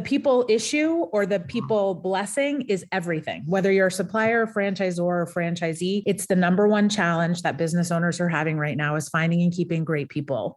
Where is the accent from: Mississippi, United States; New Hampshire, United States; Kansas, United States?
New Hampshire, United States; Portsmouth; moved away as an adult; back in my hometown of Portsmouth, New Hampshire